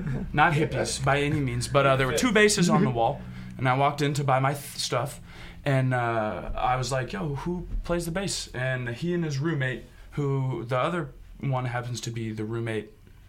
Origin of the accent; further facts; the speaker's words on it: Columbia, Missouri, United States; I'm from Columbia.